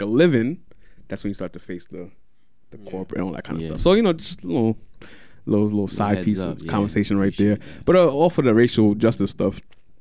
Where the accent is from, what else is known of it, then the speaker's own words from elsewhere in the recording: New York, United States; I'm from Brooklyn